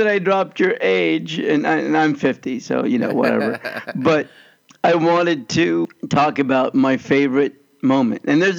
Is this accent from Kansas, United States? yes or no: yes; Kansas, United States; moved away; also born or lived in Los Angeles; even though I grew up in Kansas.